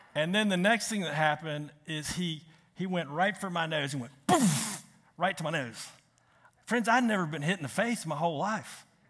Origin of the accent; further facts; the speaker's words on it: Richmond, Virginia, United States; moved away; I'm from Richmond